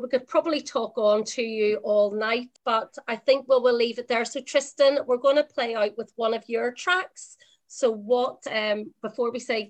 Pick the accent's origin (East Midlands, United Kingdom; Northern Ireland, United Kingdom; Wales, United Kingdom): Northern Ireland, United Kingdom; Belfast; I'm from Belfast